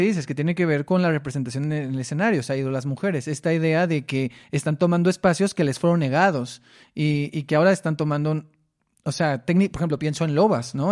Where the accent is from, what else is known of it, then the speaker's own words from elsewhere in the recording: Mexicali, Baja California, Mexico; moved away; Yo soy de Mexicali, entonces tomaba cursos allá en la Casa de la Cultura